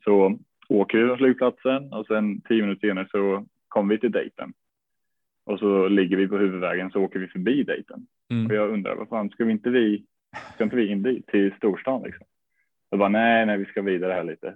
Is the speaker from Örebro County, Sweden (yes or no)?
no; Norrköping, Östergötland, Sweden; moved away as an adult; also born or lived in United States; jag började spela i en klubb som heter Smedby Ice i Norrköping